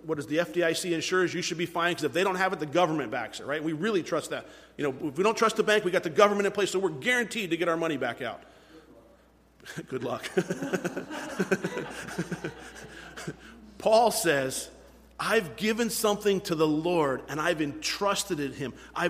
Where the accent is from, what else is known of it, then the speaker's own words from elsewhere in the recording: United States; we fall short as American Christians